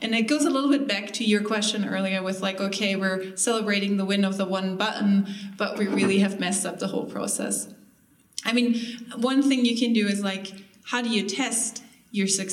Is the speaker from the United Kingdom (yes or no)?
no; Germany; moved away; I'm from Germany